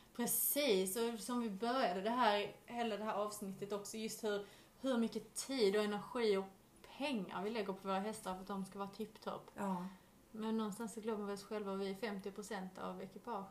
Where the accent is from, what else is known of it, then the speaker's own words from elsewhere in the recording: Skåne, Sweden; moved away as an adult; also born or lived in Vellinge; now in England; Jag har varit hemma i Sverige